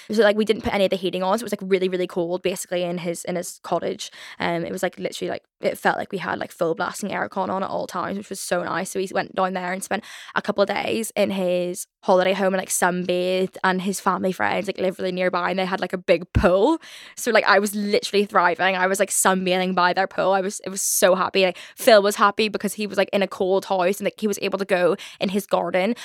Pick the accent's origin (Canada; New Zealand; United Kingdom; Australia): United Kingdom; Belfast, Northern Ireland; accent: Belfast; my Belfast accent